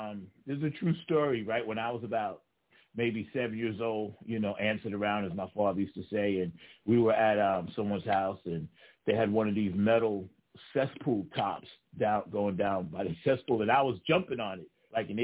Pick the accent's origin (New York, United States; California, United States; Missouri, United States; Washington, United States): New York, United States; Bay Shore; I grew up mainly on Long Island, you know, in the suburbs, and we were blessed to have all kinds of music, you know, Bayshore